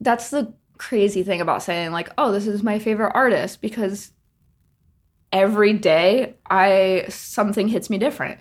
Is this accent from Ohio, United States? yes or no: yes; Ohio, United States; moved away as an adult; also born or lived in Nashville / Los Angeles; now in New Jersey, United States; originally from Ohio. Spent all of my adolescent years growing up, high school, all